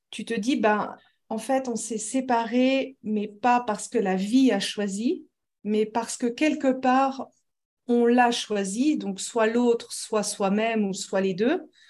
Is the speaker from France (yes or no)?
yes; France; accent: Lyonnais; now in Switzerland; Et puis, depuis, je suis restée en Suisse. Donc, euh, j'ai un accent un peu neutre. On n'arrive pas toujours à savoir d'où est-ce que je viens parce que j'ai mélangé. Enfin, l'accent lyonnais, il est assez, on dit la feuille, tout ça.